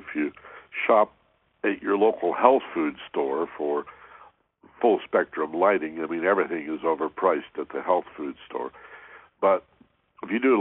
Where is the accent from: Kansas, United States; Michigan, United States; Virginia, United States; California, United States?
Michigan, United States; moved away; where I grew up in Michigan